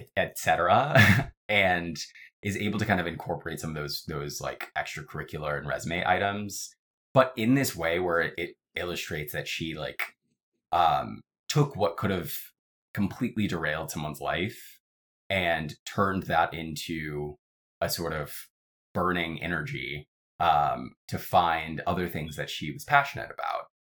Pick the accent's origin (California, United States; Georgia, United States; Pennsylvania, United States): Georgia, United States; Atlanta; now in New York, United States; am from Atlanta, Georgia originally. I live in New York today